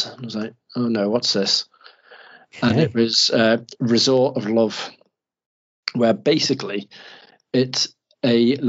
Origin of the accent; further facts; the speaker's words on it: Mauritius; I'm actually from Mauritius and it's beautiful. So tropical.